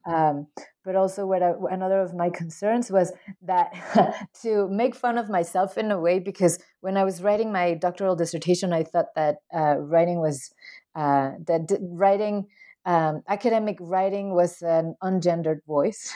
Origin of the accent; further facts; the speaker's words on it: Mexico; I am from Mexico